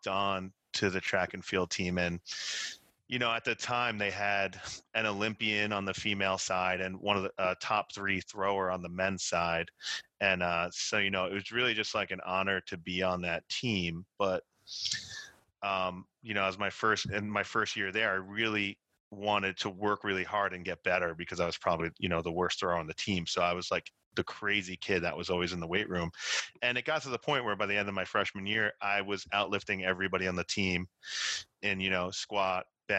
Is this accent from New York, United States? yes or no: yes; Elmont, New York, United States; moved away as an adult; also born or lived in Boston, Massachusetts; now in Massachusetts, United States; I came up to Boston from New York, where I grew up, Elmont, New York, near Queens